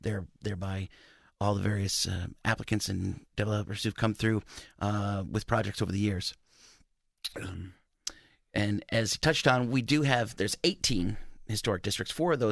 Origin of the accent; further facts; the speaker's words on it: Maumee, Ohio, United States; also born or lived in Fremont, United States; you know, I grew up in Toledo suburb, Maumee. I was originally born in Fremont, so I'm a Northwest Ohio boy. From the great state of Ohio.